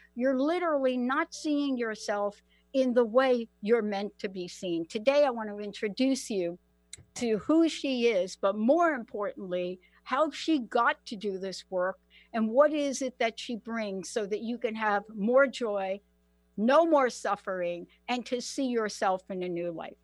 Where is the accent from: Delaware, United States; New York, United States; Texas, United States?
New York, United States; New York City; I am a girl from the Bronx. Many of you know District 14, uh, AOC, Alexandria Ocasio Cortez. That's my district, PS 14. That's where I grew up